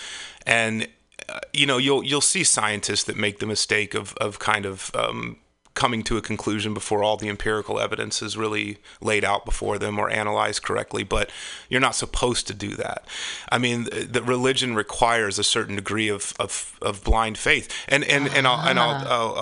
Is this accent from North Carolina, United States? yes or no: yes; Wade, North Carolina, United States; moved away as an adult; also born or lived in Fort Bragg, North Carolina / Fayetteville, North Carolina; now in Walnut Creek, United States; I'm from the Southeast. I was born and raised in North Carolina